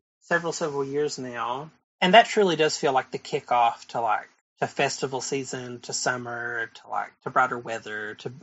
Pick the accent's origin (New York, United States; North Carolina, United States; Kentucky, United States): Kentucky, United States; Whitesburg; born or raised there